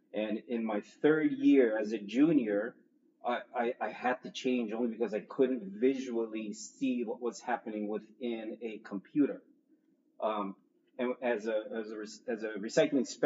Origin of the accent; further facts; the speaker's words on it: Mountain View, California, United States; now in Oahu, United States; I was born here on Oahu, spent most of my younger years in Northern California. Some of you may know where Google is, Mountain View, California, but that's where I grew up